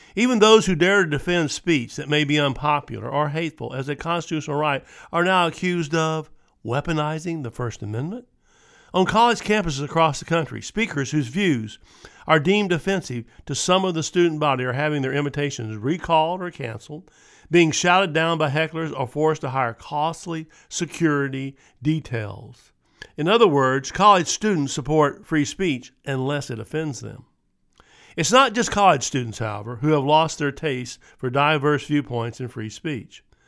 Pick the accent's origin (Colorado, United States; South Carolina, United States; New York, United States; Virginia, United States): Virginia, United States; Charlottesville; my hometown of Charlottesville, Virginia